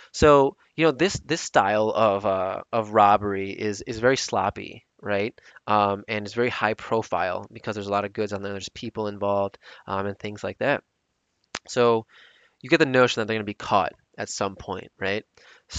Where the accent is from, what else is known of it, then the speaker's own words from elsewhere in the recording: Chicago, Illinois, United States; my hometown, Chicago, Illinois.